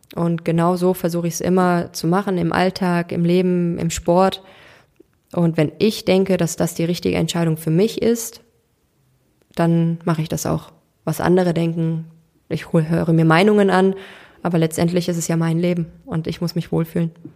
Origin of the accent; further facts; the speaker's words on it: Cologne, North Rhine-Westphalia, Germany; Ich bin in Köln geboren, ähm, bin hier groß geworden